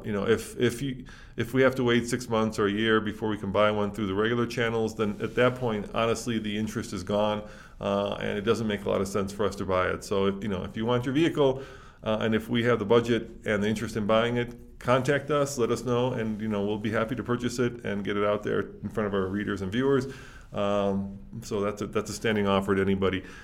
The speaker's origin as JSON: {"language": "English", "town": "Chicago", "region": "Illinois", "country": "United States", "tie": "born or raised there", "moved": "yes", "said": "I grew up in Chicago"}